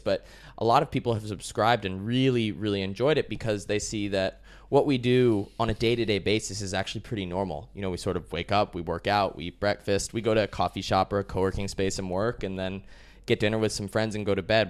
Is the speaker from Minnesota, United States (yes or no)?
no; Colorado, United States; moved away as an adult; also born or lived in Chicago, Illinois, United States / Austin, Texas, United States; I was born in Chicago, USA. When I was really young, like three or four years old, my family moved to Colorado. I spent my whole childhood there